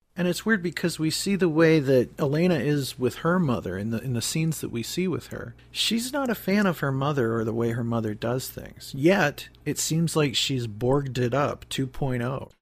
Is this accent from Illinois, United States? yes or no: no; Pymatuning Valley, outside Cleveland, Ohio, United States; I grew up in Pamatooning Valley outside of Cleveland, right on the cusp of Pennsylvania and Ohio